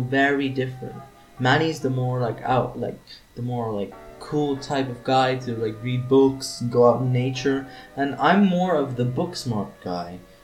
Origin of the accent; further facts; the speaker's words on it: Switzerland; also born or lived in India; We're both from Switzerland.